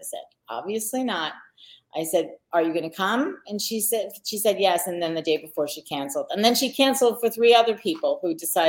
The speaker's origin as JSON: {"language": "English", "town": "Long Island", "region": "New York", "country": "United States", "tie": "born or raised there", "said": "I grew up on Long Island. I never got that Long Island twang kind of thing going on"}